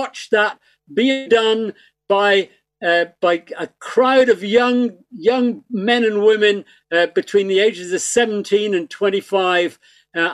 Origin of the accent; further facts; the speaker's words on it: Belfast, Northern Ireland, United Kingdom; now in Ireland; I was born in Belfast, you see, so I really am Irish.